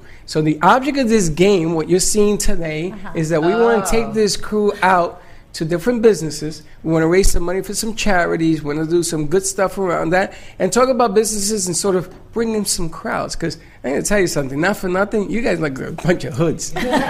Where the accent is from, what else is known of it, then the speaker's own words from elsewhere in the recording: New York City, New York, United States; Hey, I'm from the Bronx.